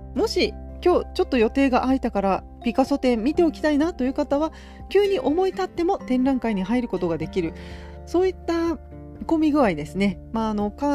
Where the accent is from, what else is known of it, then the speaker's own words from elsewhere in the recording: Gifu, Japan; 私の地元岐阜県